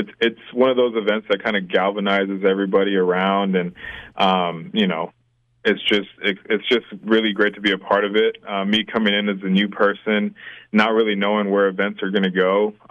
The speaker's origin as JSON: {"language": "English", "town": "San Antonio", "region": "Texas", "country": "United States", "tie": "born or raised there", "lives_now": "Waco, United States", "said": "I was born and raised in San Antonio"}